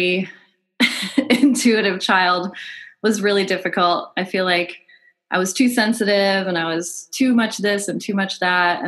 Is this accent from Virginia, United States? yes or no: no; Michigan, United States; now in Georgia, United States; I grew up in Michigan